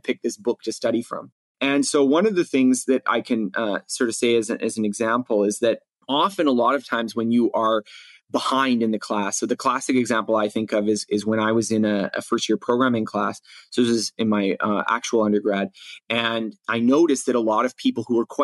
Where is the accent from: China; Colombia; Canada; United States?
Canada; in grade school in growing up in Canada